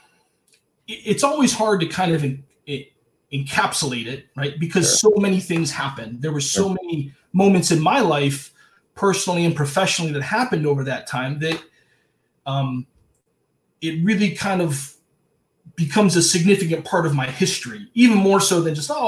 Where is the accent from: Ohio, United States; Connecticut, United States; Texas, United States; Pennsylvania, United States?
Ohio, United States; Cleveland; moved away; I'm not from an island. I'm from Cleveland.